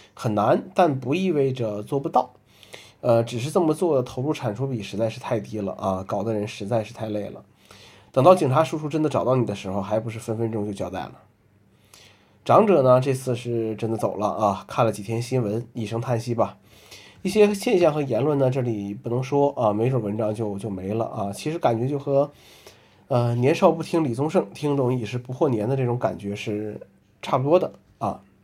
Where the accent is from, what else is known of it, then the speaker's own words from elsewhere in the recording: northern China, China; now in Hangzhou, China; 作为一个北方人